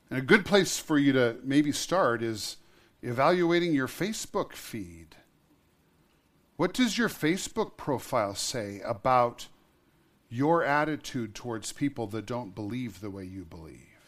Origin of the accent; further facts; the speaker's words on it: Montana, United States; I was born in Montana. I love Montana. I have chosen to live most of my life in Montana